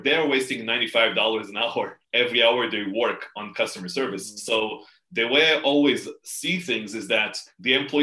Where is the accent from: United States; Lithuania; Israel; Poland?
Israel; in Israel, I'm from Israel. So in Israel, you serve in the military